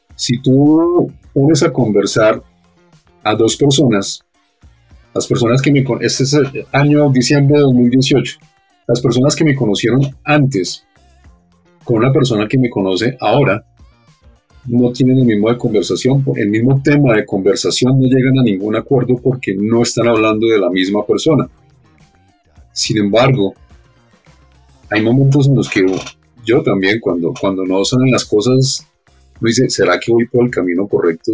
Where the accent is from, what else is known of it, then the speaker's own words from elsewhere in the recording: Bogotá, Colombia; toda mi vida he estado aquí en Bogotá, no he logrado todavía acostumbrarme al clima